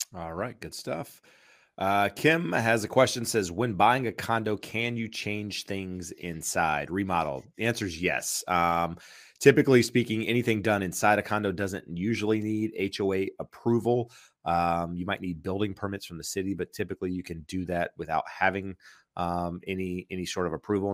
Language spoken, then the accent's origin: English; North Carolina, United States; I'm from North Carolina, so we think we say things weird